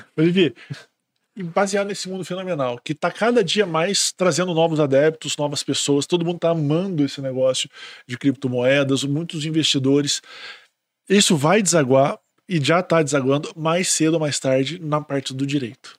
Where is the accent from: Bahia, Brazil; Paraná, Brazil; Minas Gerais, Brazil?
Minas Gerais, Brazil; accent: mineiro; eu sou mineiro